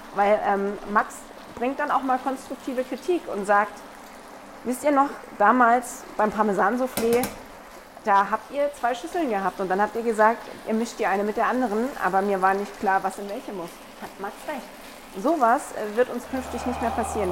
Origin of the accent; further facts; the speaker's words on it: Black Forest, Baden-Württemberg, Germany; now in Munich, Germany; ich komme ja aus dem Schwarzwald ursprünglich